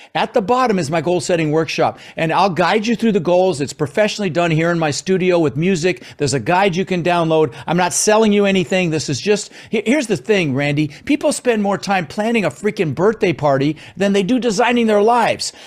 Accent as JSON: {"language": "English", "town": "Denver", "region": "Colorado", "country": "United States", "tie": "born or raised there", "also_born_or_lived": "Netherlands", "second_language": "English", "said": "we ended up in Denver, Colorado"}